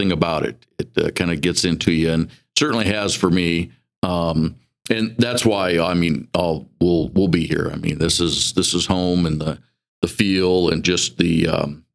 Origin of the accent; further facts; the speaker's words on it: Miles City, Montana, United States; moved away as an adult; grew up in Miles City, graduated from there